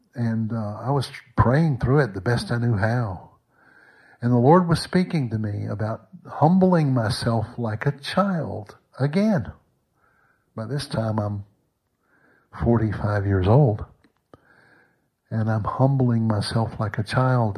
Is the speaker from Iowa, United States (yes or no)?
no; Mississippi, United States; moved away as an adult; also born or lived in Gulf Coast / Arkansas / Texas / London, England; now in North Carolina, United States; from my boyhood in Mississippi